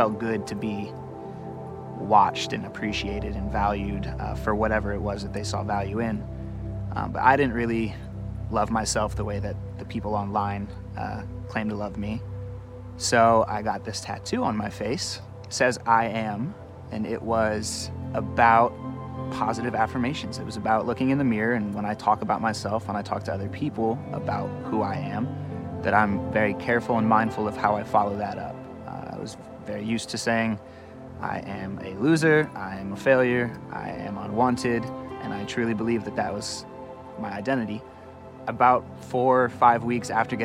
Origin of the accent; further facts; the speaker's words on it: Bethlehem, Pennsylvania, United States; I was born and raised in Bethlehem, Pennsylvania